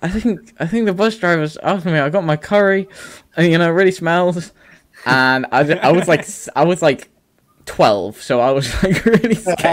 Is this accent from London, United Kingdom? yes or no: no; Wales, United Kingdom; born there; I wasn't actually born in England. I was born in Wales.